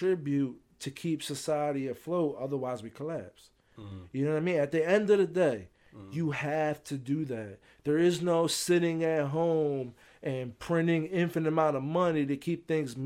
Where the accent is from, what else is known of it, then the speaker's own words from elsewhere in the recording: United States; I'm American